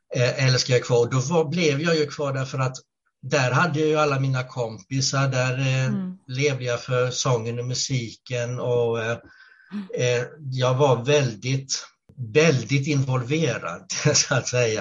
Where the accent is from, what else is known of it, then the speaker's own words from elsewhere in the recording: Karlskrona, Blekinge, Sweden; moved away as an adult; now in Gävle, Sweden; annars är jag född och uppvuxen i Karlskrona i, Blekinge.